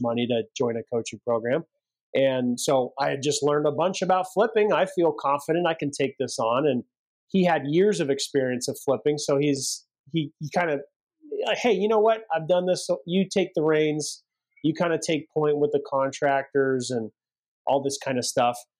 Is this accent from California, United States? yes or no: yes; Central California, United States; we grew up in Central California